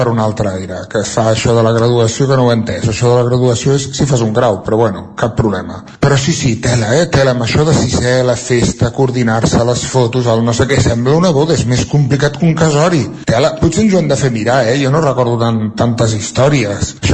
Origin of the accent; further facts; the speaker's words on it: Centelles, Catalonia, Spain; de Centelles.